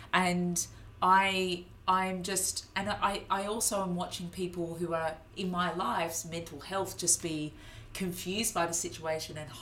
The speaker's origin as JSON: {"language": "English", "country": "Australia", "moved": "yes", "lives_now": "United Kingdom", "said": "Being an Australian"}